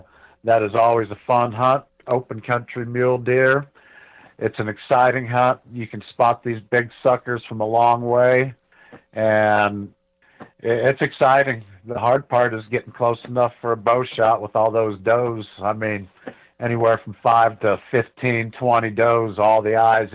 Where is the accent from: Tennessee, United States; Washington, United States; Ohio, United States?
Ohio, United States; moved away as an adult; now in New Mexico, United States; I grew up in Ohio.